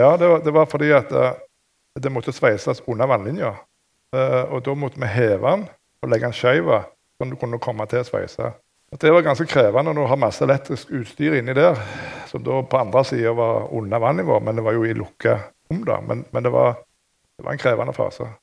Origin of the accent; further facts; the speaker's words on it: Rogaland, Norway; jeg er jo fra Rogaland, og i det området så er det masse ingeniører